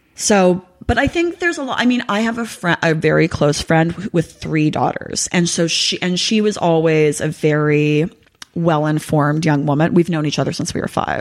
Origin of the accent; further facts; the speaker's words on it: Los Angeles, California, United States; I'm from Los Angeles.